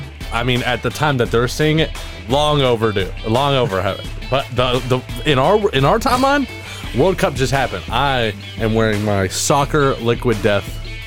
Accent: United States; I'm American.

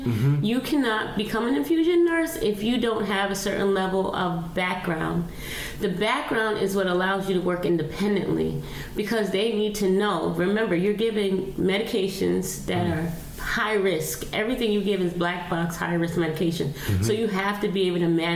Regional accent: New York City, New York, United States; I'm from the South Bronx. I'm mm-hmm. born and raised in Patterson Projects.

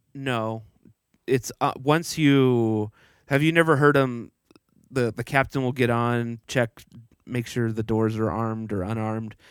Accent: Texas, United States; growing up in Texas

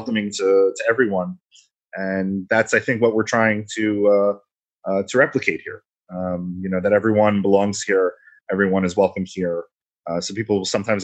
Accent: New York, United States; moved away; I'm originally from New York

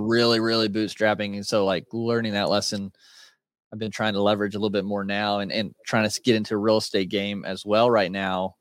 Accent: Indiana, United States; I'm from Indiana, so country boy kinda at heart

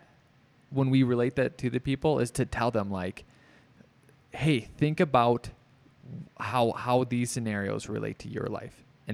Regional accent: Minnesota, United States; I come from Minnesota. I've used Minnesota so many times when they're on the lake.

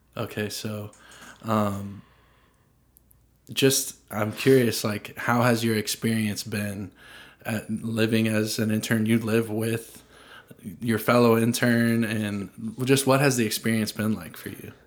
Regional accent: Franklin, Tennessee, United States; I grew up in Franklin

